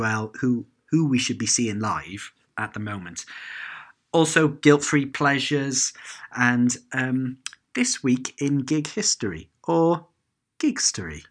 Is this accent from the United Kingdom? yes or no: yes; Cardiff, Wales, United Kingdom; growing up in Cardiff